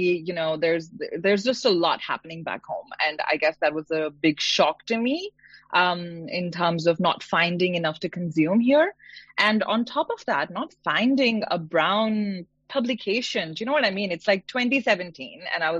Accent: India; moved away as an adult; also born or lived in Punjab / Delhi / Bombay; now in Melbourne, Australia; I'm based in Melbourne, but born and raised my whole life in India. I didn't grow up in Delhi. I went to uni in Delhi.

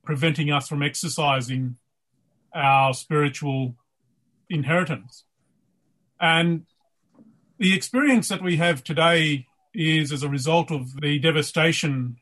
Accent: Leonora, Western Australia, Australia; I'm coming to you from my hometown of Leonora, which is out on the edge of the desert and the Goldfields region of Western Australia.

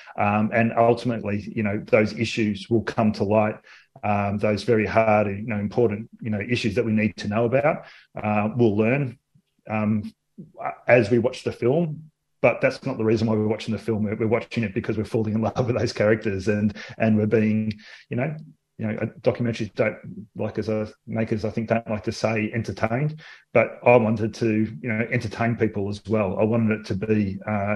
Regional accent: Australia; accent: Australian; With my Australian accent

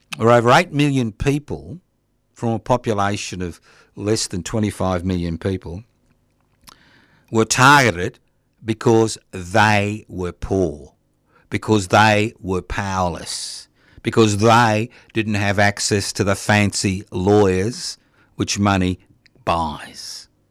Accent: Australia; being an Australian

